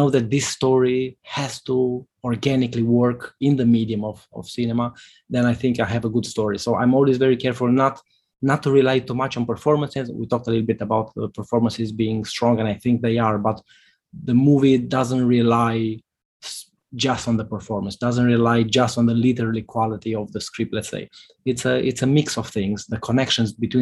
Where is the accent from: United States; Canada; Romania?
Romania; northern Romania; the small town where I grew up in Romania